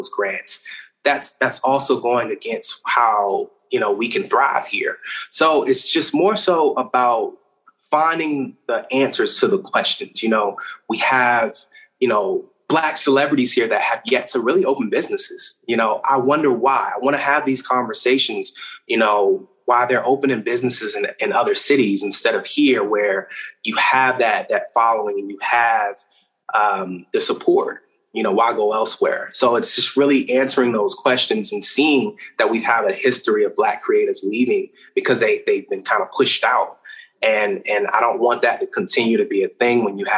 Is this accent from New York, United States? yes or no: no; Richmond, Virginia, United States; now in Charlotte, United States; I'm from Richmond, Virginia